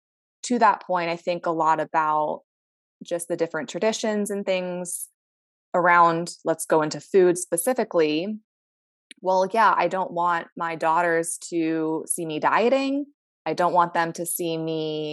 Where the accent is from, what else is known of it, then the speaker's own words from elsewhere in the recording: Maryland, United States; now in Southern California, United States; I'm from all the way. I'm on the East Coast. So I'm from Maryland.